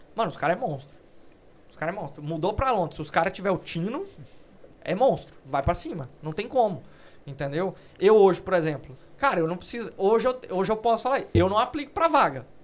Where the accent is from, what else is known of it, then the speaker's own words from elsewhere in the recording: Brazil; now in United Kingdom; A gente é brasileiro